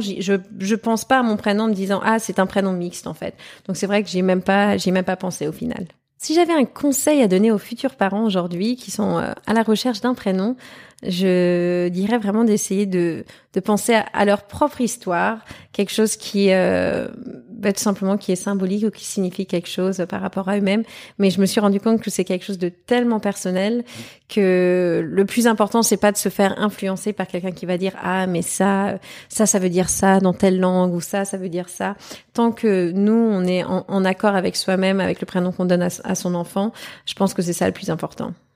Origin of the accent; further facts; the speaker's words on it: Germany; je suis née, j'ai grandi en Allemagne